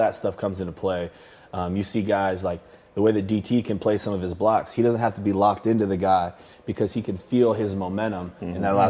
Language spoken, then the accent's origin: English; Nebraska, United States; I'm from Nebraska, from the South.